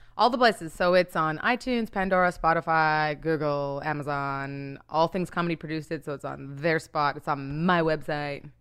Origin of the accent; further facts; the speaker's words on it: Winnipeg, Manitoba, Canada; moved away as an adult; also born or lived in Nigeria / Toronto; now in United States; well, I was born in Nigeria, but I grew up in Canada, mostly in Winnipeg.